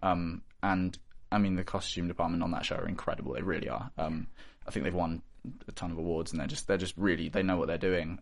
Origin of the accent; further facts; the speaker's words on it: Bristol, South West England, United Kingdom; in the city, in Bristol, I'm from Bristol